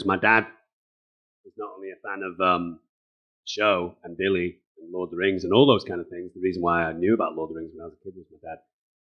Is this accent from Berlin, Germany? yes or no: yes; Berlin, Germany; born there; No, I wasn't. I was born in Berlin.